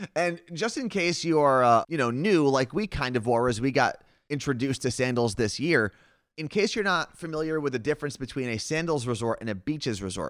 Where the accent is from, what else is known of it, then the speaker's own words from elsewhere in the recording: Seattle, Washington, United States; we are from Seattle